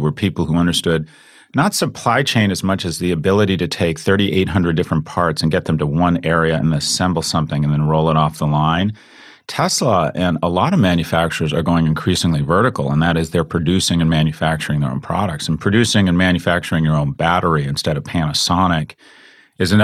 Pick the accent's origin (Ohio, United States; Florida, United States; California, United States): California, United States; Los Angeles; I grew up in Los Angeles